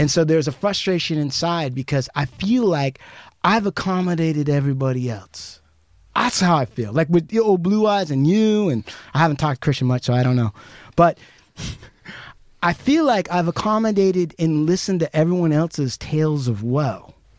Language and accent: English; United States; As an American Indian